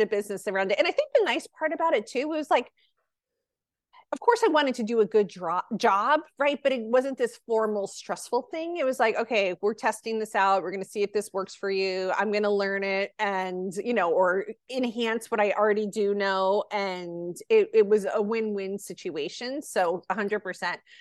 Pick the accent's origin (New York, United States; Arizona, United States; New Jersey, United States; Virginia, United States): New Jersey, United States; now in California, United States; New Jersey, which is my home state